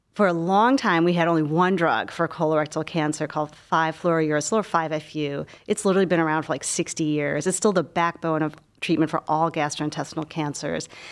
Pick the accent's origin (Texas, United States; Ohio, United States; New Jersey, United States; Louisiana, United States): Ohio, United States; Cleveland; moved away as an adult; also born or lived in Philadelphia / Baltimore; I grew up in Cleveland.